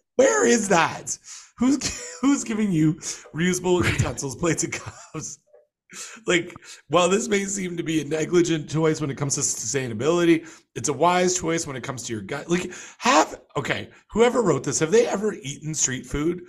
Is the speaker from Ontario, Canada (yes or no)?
yes; Toronto, Ontario, Canada; moved away; my hometown paper, uh, the fish wrap from, from Toronto